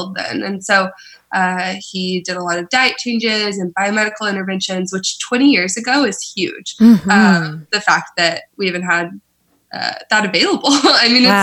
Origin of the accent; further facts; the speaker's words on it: Oklahoma, United States; moved away as an adult; now in San Francisco, United States; I am originally from Oklahoma